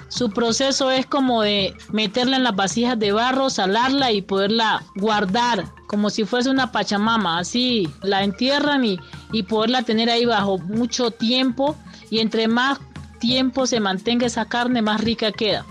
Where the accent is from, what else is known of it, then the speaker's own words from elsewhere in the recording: Tumaco, Nariño, Colombia; soy cocinera del Pacífico colombiano de Tumaco, Nariño